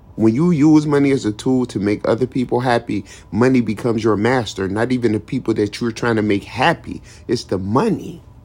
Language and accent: English; Detroit, Michigan, United States; I was born in Detroit. I lived in Detroit, Michigan. I lived in the streets of Detroit, Michigan. I roam these streets. I still roam these streets to this day